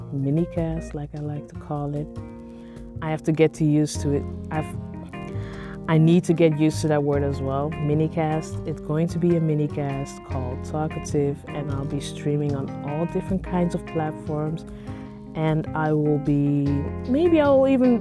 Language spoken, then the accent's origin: English; Netherlands; I am Nigerian, but I grew up here in the Netherlands